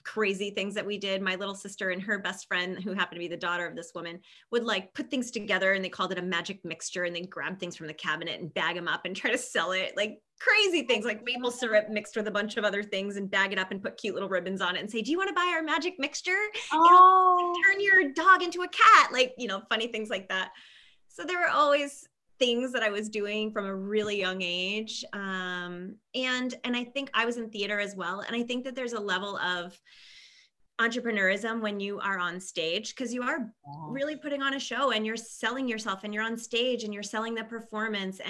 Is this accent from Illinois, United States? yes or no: no; Maine, United States; moved away as an adult; also born or lived in Italy; now in Phoenix, United States; growing up, I'm from a small town in Maine